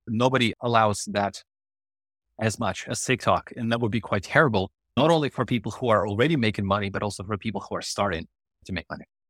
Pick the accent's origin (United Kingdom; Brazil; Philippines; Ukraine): Ukraine; English is a second language; moved away as an adult; now in Canada; before I immigrated to Canada, when it was in Ukraine